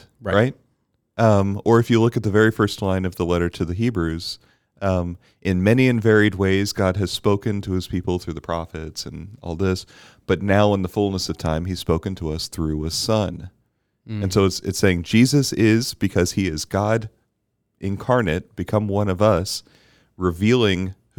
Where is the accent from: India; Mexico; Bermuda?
Bermuda; Because I grew up in Bermuda and we didn't have this category.